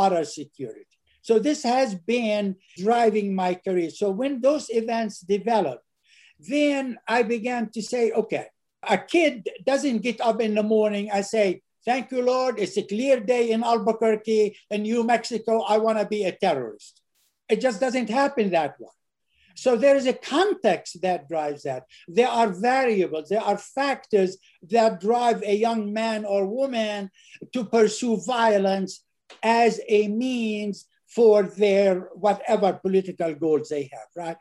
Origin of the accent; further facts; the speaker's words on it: Nazareth, Northern District, Israel; moved away; also born or lived in United States; I was born and raised in Nazareth.